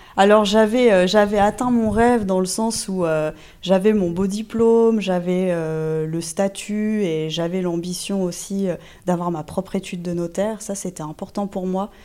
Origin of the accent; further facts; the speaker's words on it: Normandy, France; moi tout commence en Normandie. Euh, je suis normande d'origine, j'ai fait euh, toutes mes études de droit en Normandie